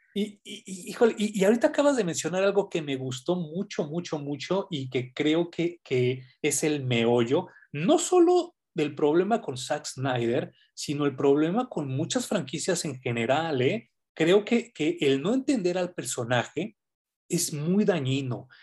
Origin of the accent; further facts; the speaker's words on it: Mexico; como sociedad mexicana